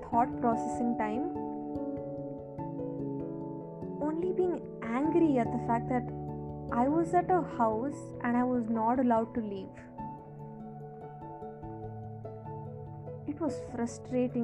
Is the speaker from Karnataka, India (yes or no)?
yes; a small town near Mangalore, Karnataka, India; now in Bangalore, India; I stay in Bangalore, and I am originally from Mangalore, a small town near Mangalore